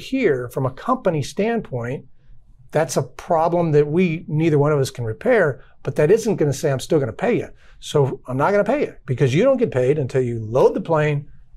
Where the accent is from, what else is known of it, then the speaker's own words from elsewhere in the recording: Southern Arizona, United States; now in Dallas, United States; I grew up in Southern Arizona